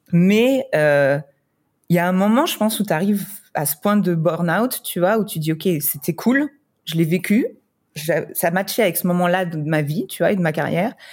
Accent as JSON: {"language": "French", "region": "Grand Est", "country": "France", "accent": "French", "moved": "as an adult", "lives_now": "Dubai, United Arab Emirates"}